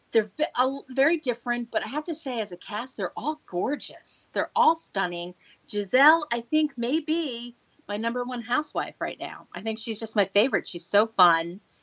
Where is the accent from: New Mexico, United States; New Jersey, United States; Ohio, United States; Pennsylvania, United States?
New Jersey, United States; moved away; also born or lived in New York; I grew up in New Jersey. I lived in New York. I didn't know Southern California life at all.